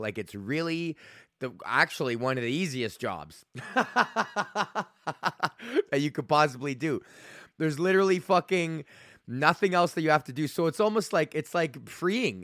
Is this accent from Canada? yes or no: yes; Alberta, Canada; I'm from Alberta